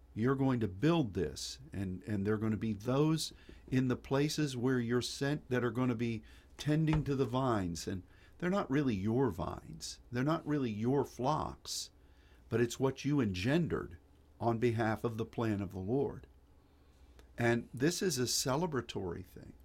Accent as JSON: {"language": "English", "country": "United States", "said": "As an American"}